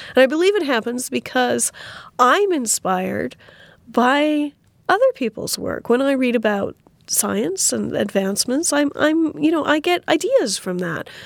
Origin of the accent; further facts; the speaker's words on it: Saskatoon, Saskatchewan, Canada; my hometown of Saskatoon.